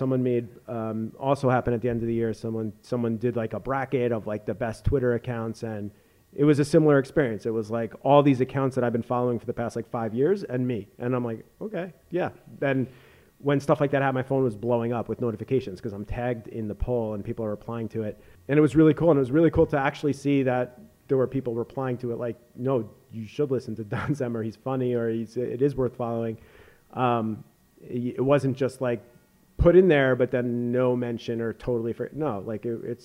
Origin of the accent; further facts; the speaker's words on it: New York, United States; I grew up in New York listening to The Fan